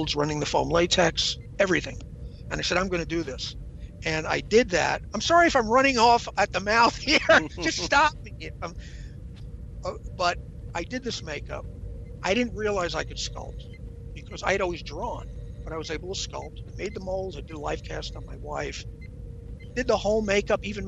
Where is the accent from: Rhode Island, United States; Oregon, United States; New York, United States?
New York, United States; moved away as an adult; now in Los Angeles, United States; I'm from New York.